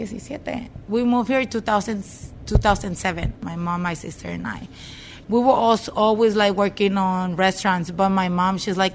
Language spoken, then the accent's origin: English; Sinaloa, Mexico; now in Kent, United States; We're from Sinaloa